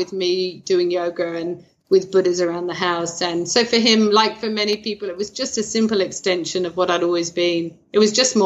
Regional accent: United Kingdom; as a British person

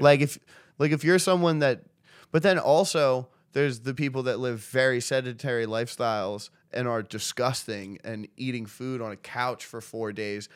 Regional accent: United States; I'm an American

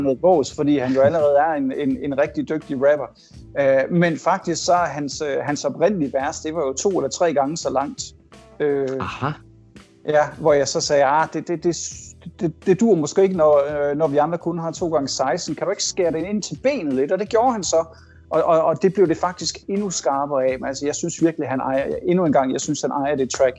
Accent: Denmark; moved away as an adult

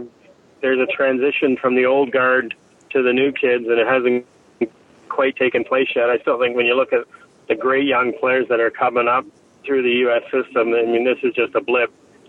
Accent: Canada; as a Canadian

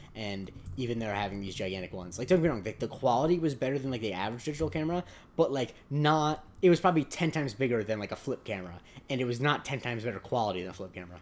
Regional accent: Southwest Florida, United States; I'm from Southwest Florida

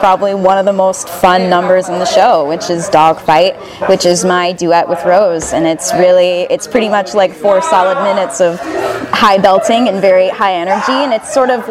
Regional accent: Scottsdale, Arizona, United States; moved away as an adult; also born or lived in Los Angeles, California; now in California, United States; I grew up in Scottsdale, Arizona, and I lived there for 18 years

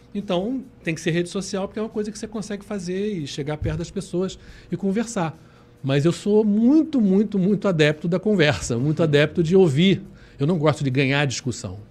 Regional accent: Rio de Janeiro, Brazil; nós somos cariocas e somos né, fluminenses, no sentido do estado do Rio

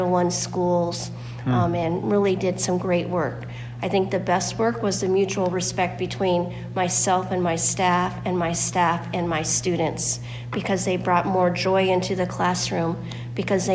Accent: Florida, United States; moved away as an adult; now in Michigan, United States; I am from Florida, but I moved up to Michigan about 20 years ago

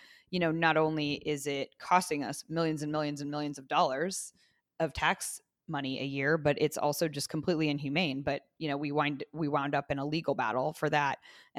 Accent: Zionsville, Indiana, United States; I grew up in Zionsville.

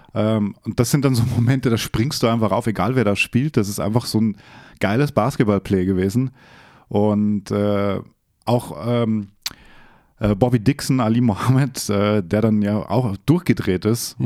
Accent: Austria; born or raised there; moved away

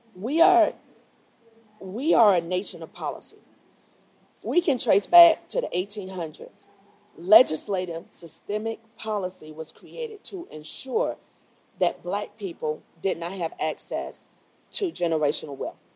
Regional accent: Miami, Florida, United States; moved away as an adult; now in Charlotte, United States; I grew up in Miami.

